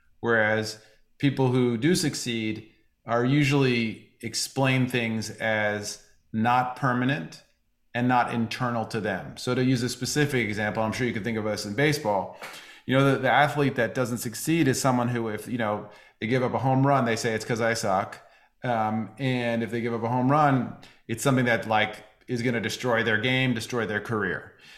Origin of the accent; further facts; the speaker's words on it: New York City, New York, United States; I grew up in New York City, and I went to a performing arts high school